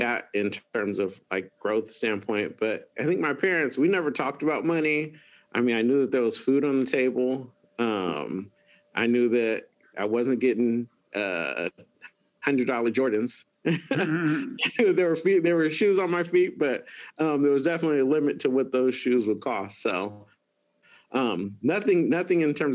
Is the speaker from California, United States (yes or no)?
yes; Antelope, California, United States; I grew up in Antelope. So not too far from where we're at now